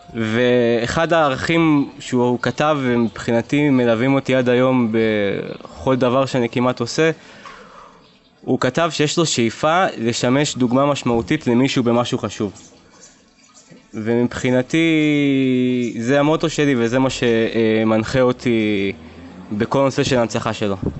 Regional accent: Beersheba, Southern District, Israel; אני באר שבעי במקור

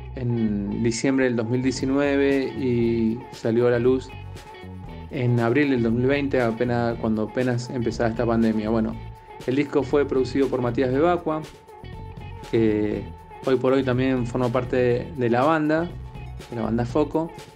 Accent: Godoy Cruz, Mendoza, Argentina; moved away as an adult; now in Buenos Aires, Argentina; de Cruz, Mendoza, eh, Crecí rodeados de montaña

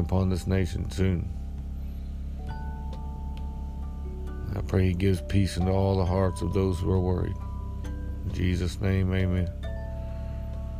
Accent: United States; I am American

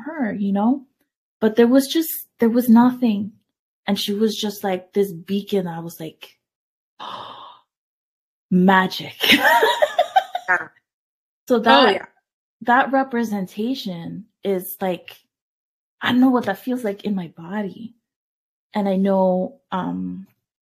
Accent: Brampton, Ontario, Canada; also born or lived in San Salvador, El Salvador / Toronto, Canada; I was born in San Salvador in 82. As you might know, there's a big war. We managed to immigrate to Canada. I grew up in Toronto, Canada, until like grade 4

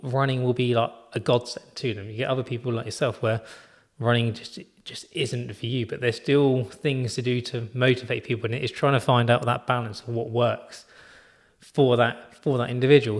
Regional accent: United Kingdom; being British

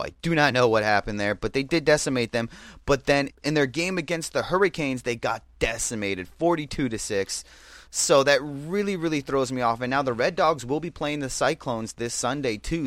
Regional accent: New Jersey, United States; now in Southern California, United States; I'm from Jersey

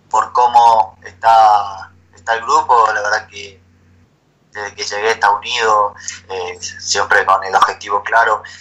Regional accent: Argentina; moved away as an adult; now in Ecuador; hoy acá en el club eh, somos siete argentinos

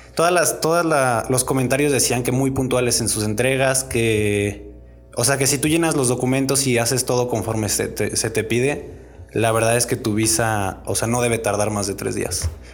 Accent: Mexico

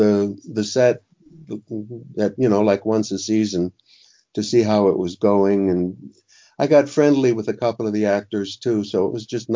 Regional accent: Miami, Florida, United States; my past growing up in Miami

